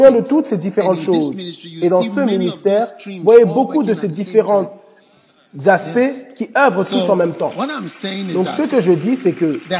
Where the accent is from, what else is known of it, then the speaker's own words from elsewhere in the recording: Ghana; J'ai grandi au Ghana, je n'ai jamais été à l'école à l'étranger